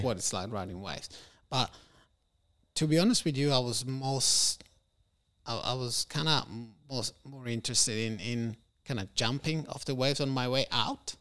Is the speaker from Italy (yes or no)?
yes; Rome, Lazio, Italy; also born or lived in Algeria; I was born in Rome. Then we moved back there. And then I lived there until I was six